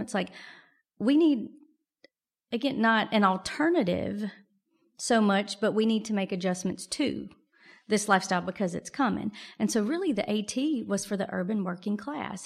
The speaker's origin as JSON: {"language": "English", "region": "Mississippi", "country": "United States", "tie": "born or raised there", "also_born_or_lived": "Wyoming", "moved": "as an adult", "said": "I'm originally from Mississippi"}